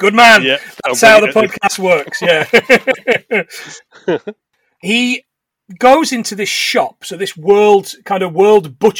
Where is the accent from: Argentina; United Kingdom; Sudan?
United Kingdom; England; accent: English; his English accent's worse than mine, and we're both English.